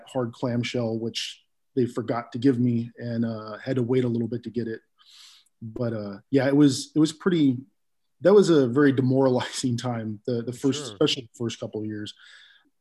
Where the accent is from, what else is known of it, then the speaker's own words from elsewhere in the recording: East Bay, California, United States; moved away as an adult; now in Bremerton, United States; I grew up in California and in the East Bay area